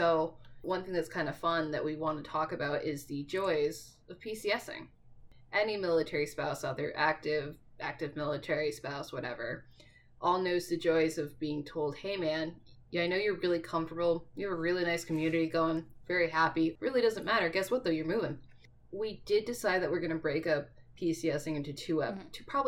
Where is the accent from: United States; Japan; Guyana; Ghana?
United States; East Coast; moved away; growing up on the East Coast